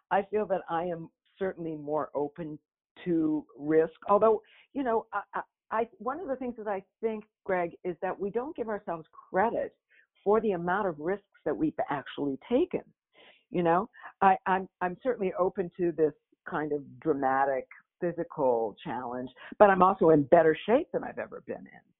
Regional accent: Minneapolis, Minnesota, United States; moved away as an adult; now in New York, United States; I took the risk of moving as a young person to New York. I was, you know, I came from Minneapolis. It was kind of a scary idea.

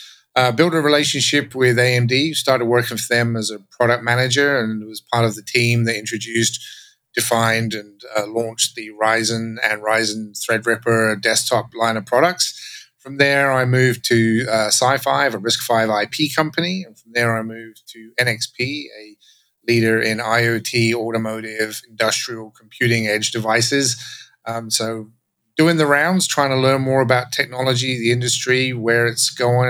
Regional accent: England, United Kingdom; now in Texas, United States; So if my accent sounds funny, that's because I grew up in England and now I live in Texas, and no one can tell where I'm from anymore.

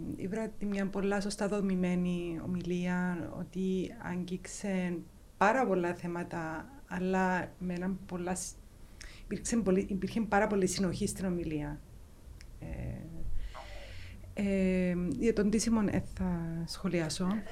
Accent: Nicosia, Nicosia District, Cyprus; also born or lived in London, United Kingdom; είμαι λευκοσιάτισσα. Οπότε μεγάλωσα Λευκοσία.

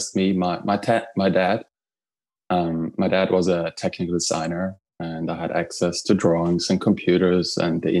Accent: Trentino-Alto Adige, Italy; now in New York, United States; I'm originally from Italy. I grew up in a small town in northern Italy in the Italian Alps, in the Dolomites

